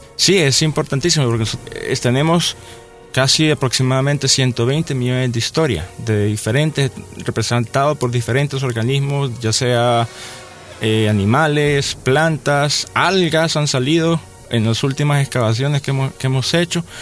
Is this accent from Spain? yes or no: no; El Salvador; nuestro país